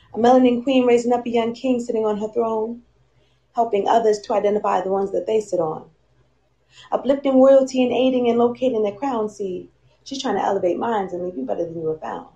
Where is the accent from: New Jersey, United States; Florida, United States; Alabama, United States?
New Jersey, United States; I'm from New Jersey